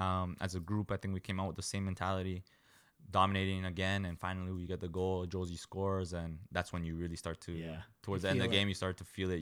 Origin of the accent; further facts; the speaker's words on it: Canada; One as a midfielder. Two, I'm a Canadian.